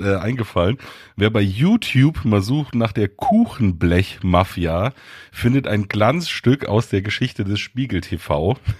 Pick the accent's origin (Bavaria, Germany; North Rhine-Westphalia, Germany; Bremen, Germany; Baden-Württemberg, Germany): Bavaria, Germany; Munich; Ich bin in München aufgewachsen